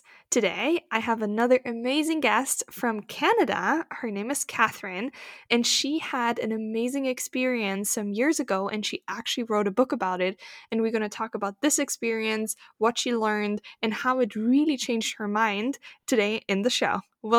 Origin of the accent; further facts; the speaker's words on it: Germany; everybody knows that I grew up in Germany